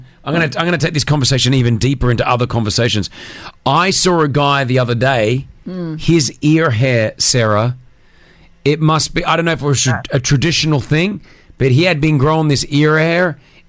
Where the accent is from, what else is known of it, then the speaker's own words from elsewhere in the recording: Australia; now in Dubai, United Arab Emirates; as an Australian